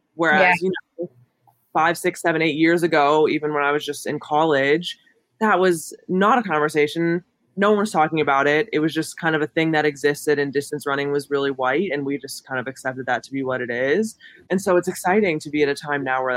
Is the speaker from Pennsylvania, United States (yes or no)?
yes; Homer City, Pennsylvania, United States; I'm from Homer City, as you mentioned, which is a super small town outside of Pittsburgh